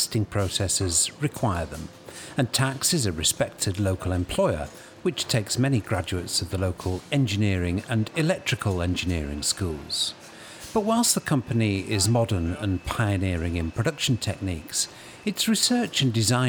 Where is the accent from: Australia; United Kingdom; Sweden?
United Kingdom; As a Brit